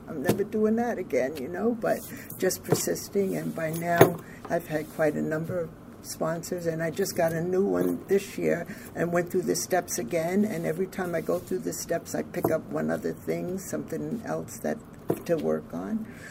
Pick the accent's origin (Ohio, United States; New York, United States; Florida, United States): New York, United States; Orange County; I'm from Orange County, New York